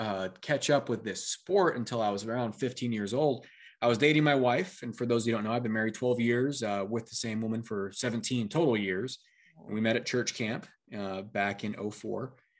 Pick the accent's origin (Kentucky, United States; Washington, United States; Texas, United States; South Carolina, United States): Washington, United States; And we had I grew up in Central Washington. We had a cabin in Montana, Missoula area.